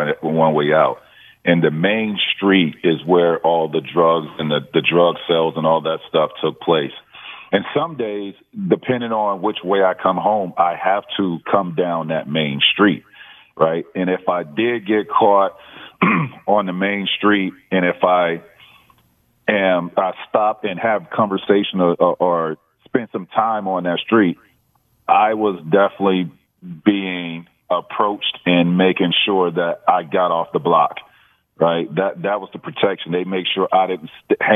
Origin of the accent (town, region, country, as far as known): Auburndale, Florida, United States; born or raised there